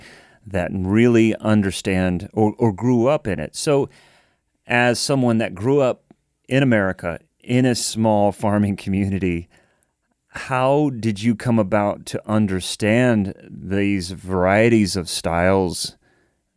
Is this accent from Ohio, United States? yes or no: yes; Columbus, Ohio, United States; now in Nashville, United States; growing up in Columbus, Ohio, Antioch was like the Asheville of Ohio